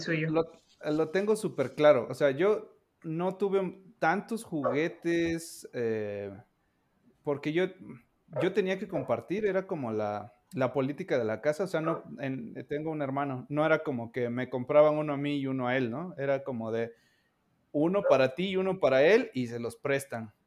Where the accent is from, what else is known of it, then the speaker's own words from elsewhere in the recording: Orizaba, Veracruz, Mexico; moved away; yo donde vivía, en Orizaba, Veracruz